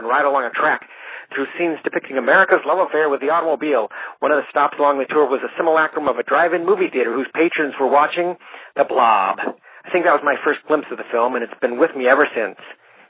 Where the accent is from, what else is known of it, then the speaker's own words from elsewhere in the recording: Flint, Michigan, United States; In my hometown of Flint